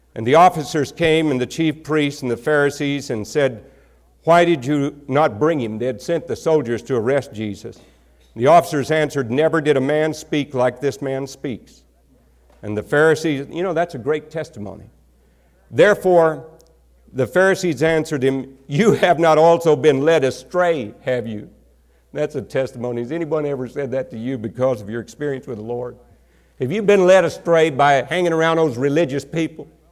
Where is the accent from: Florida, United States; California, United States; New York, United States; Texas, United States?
Texas, United States; accent: country accent; I came from Texas, a particular part of Texas where we have a horrible country accent